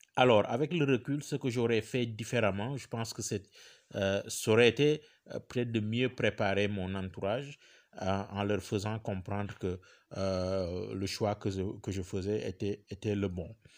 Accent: Senegal; moved away as an adult; also born or lived in Bordeaux, France; on n'est pas français, on est sénégalais

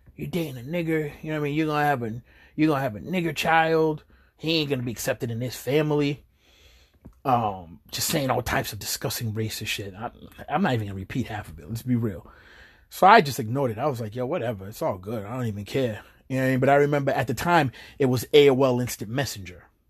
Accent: Chelsea, Massachusetts, United States; also born or lived in New York; when I was young and I moved out here to Chelsea from New York

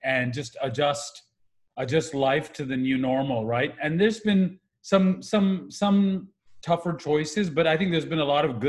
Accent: Pakistan; also born or lived in Kuwait; now in Canada; I grew up in the Middle East. I'm originally from Pakistan. We immigrated to Canada when the 1990 war happened in Iraq versus Kuwait. We were at Kuwait at the time.

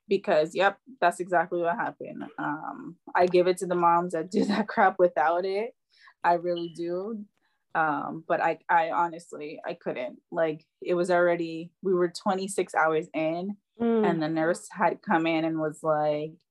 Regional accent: New York, United States; moved away; we're from New York

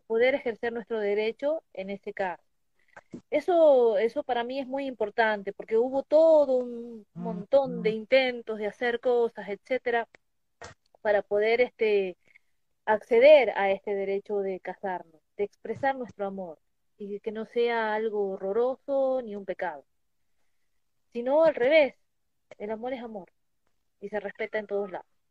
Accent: Tucumán, Argentina; now in Mendoza, Argentina; yo soy tucumana

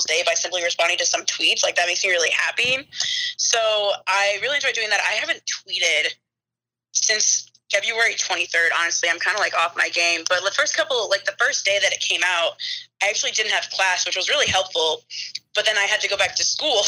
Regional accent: Waterloo, Iowa, United States; I am originally from Waterloo, Iowa, born and raised Hawkeye fan.

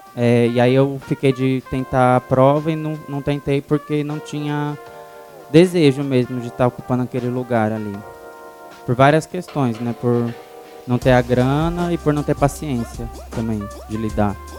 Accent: São Paulo, Brazil; also born or lived in Bom Pastor 2 settlement, interior of São Paulo / Parelheiros, São Paulo; eu nasci no Grajaú em 89

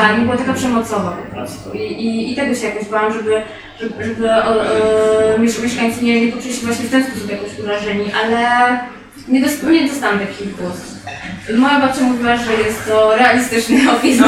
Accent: Kraków, Lesser Poland, Poland; rzeczywiście urodziłam się w Nowej Hucie

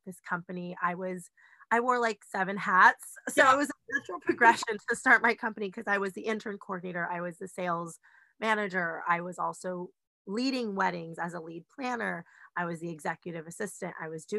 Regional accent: California, United States; I'm from California

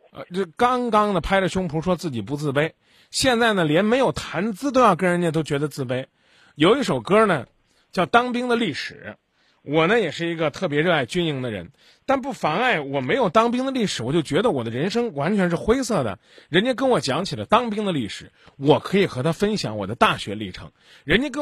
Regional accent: Zhengzhou, Henan, China; 我们郑州人身体好，知道吧？啊，我们经常是这，啊，我们这个我们这四季是抽风的四季

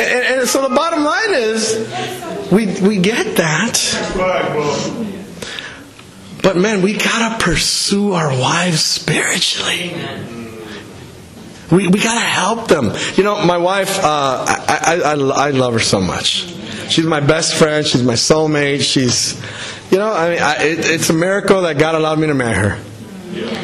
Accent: El Salvador; now in United States; I was born in El Salvador. I immigrated in the U.S.

